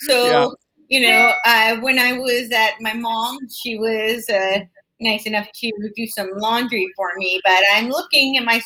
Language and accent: English; New York, United States; I'm from New York. I grew up right outside New York City